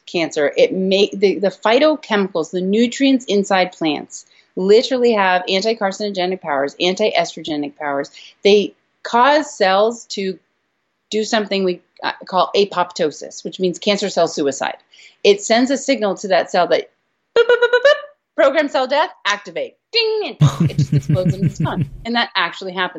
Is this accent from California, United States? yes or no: yes; California, United States; I'm from California, so we're like guacamole freaks.